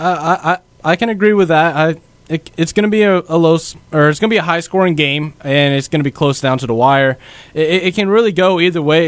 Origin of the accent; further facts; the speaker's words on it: California, United States; I'm from California